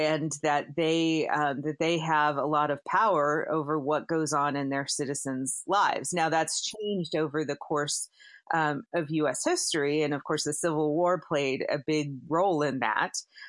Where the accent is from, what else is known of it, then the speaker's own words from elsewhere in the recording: Pennsylvania, United States; I think of myself more as an American than I do as a native of Pennsylvania now, but that hasn't always been the case.